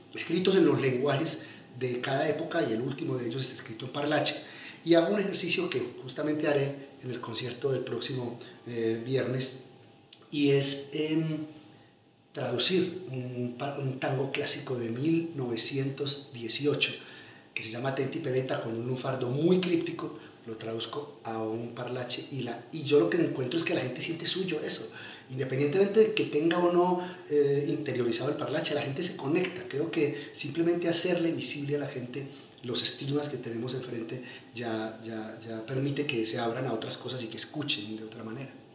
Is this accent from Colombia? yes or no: yes; Medellín, Antioquia, Colombia; also born or lived in Yarumal; Yo crecí en la Medellín de los 80 y de los 90, vengo de un pueblo eh, que es Yarumal